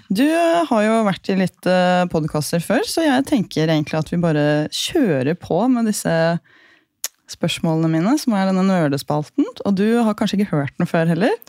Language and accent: Norwegian; Gol, Buskerud, Norway; jeg er fra Gol, og vi bodde på et litt øde sted